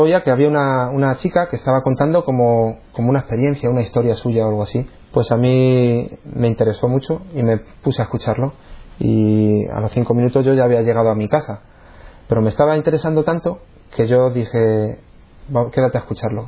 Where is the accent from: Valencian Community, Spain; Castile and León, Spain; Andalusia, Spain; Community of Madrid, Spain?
Community of Madrid, Spain; San Sebastián de los Reyes; moved away as an adult; now in Cantabria, Spain; Y yo nací en Madrid. Yo un pueblo que se llama San Sebastián de los Reyes, es donde he vivido prácticamente hasta que me vine a vivir aquí a Cantabria. Y vamos, hasta los 26 años yo viví en Madrid.